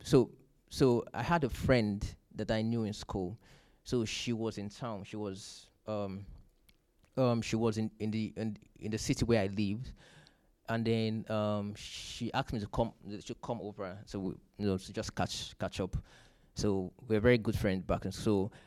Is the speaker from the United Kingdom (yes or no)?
no; Nigeria; moved away; I'm from Nigeria.